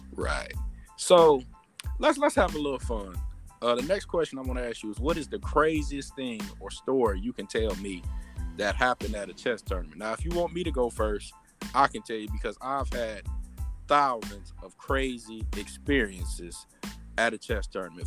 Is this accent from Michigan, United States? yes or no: yes; Detroit, Michigan, United States; I'm from Detroit